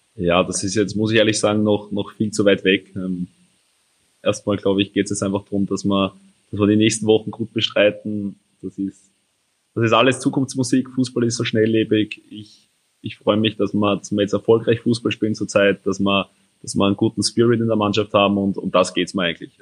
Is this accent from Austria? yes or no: yes; Steinfeld, Lower Austria, Austria; Steinfeld bei mir daheim